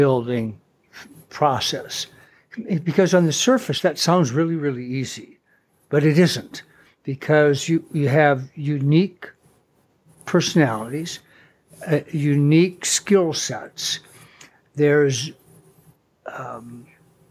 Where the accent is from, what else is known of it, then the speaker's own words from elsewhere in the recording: North Dakota, United States; as a kid growing up in North Dakota